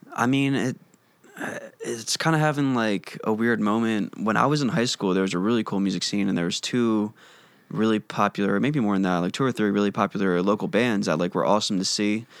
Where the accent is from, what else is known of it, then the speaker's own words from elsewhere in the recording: Wilmington, Delaware, United States; moved away as an adult; From Delaware